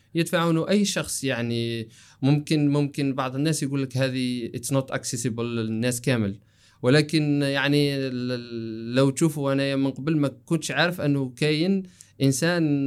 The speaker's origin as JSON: {"language": "Arabic", "country": "Algeria", "tie": "born or raised there", "said": "مدينتي في الجزائر احنا مشهورين انه تجار"}